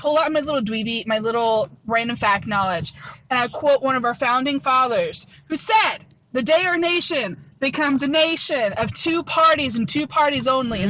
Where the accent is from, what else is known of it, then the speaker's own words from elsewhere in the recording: United States; it's my job as an American citizen